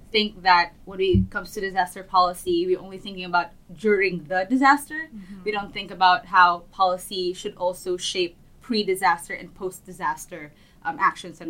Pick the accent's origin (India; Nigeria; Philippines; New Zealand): Philippines; now in New York, United States; I come from the Philippines, which is a highly climate vulnerable country, and every year we experience a lot of these natural disasters